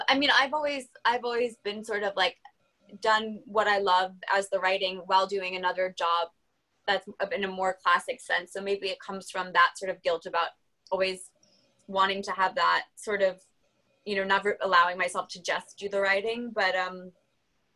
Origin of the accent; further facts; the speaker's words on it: France; I was a babysitter for like 4 kids under the age of like 4 growing up in France